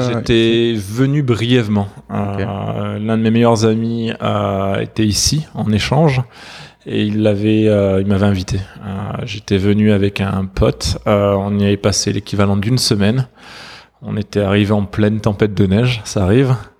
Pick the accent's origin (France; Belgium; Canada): France; between Montpellier and Valence, south of France; j'ai grandi dans le sud de la France. entre Montpellier et Valence.